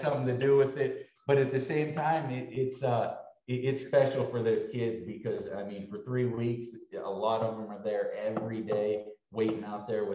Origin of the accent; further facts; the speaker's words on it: Pittsburgh area, Pennsylvania, United States; also born or lived in Green Bay, Wisconsin; now in Dallas, United States; my hometown team growing up.